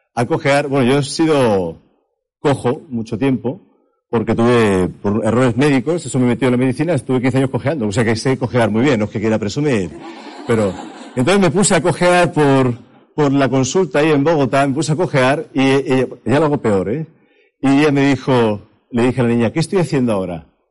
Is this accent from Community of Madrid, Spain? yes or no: yes; Madrid, Community of Madrid, Spain; moved away as an adult; now in Berlin, Germany; yo he vivido aquí en la calle General Moscardó toda mi vida, yo soy español por parte de Madrid